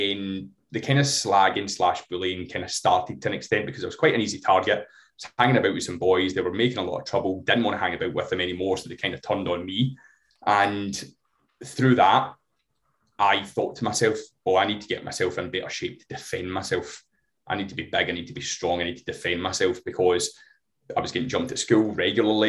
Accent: Glasgow, Scotland, United Kingdom; I'm from Glasgow

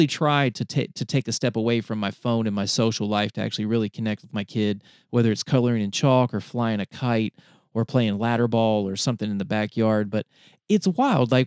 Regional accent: North Carolina, United States; I was in the 12-year-old range. And I'm from North Carolina. And when we moved out of our single wide trailer

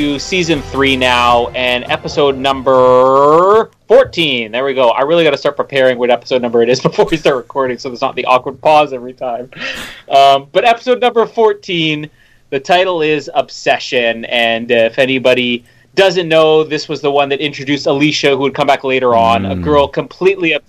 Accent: Winnipeg, Manitoba, Canada; my hometown here in Winnipeg

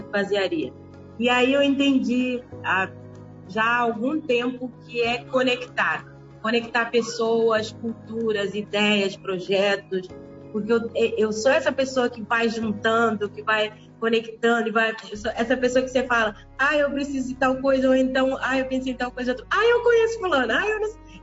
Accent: Cape Verde; now in Brazil; Olha, eu nasci em Cabo Verde, sou cabo-verdiana. É, mas eu vivo no Brasil há 28 anos, então também sou carioca.

